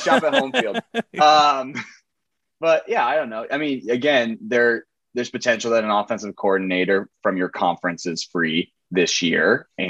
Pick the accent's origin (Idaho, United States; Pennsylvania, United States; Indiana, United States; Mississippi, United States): Indiana, United States; I'm from Indiana